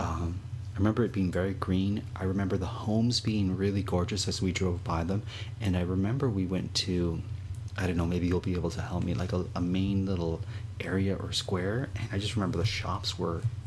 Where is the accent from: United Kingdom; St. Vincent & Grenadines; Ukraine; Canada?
Canada; I'm Canadian